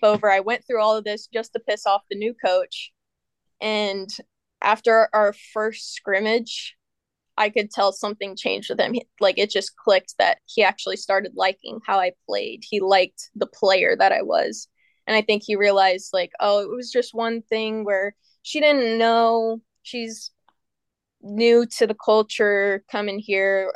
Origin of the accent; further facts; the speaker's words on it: United States; I'm an American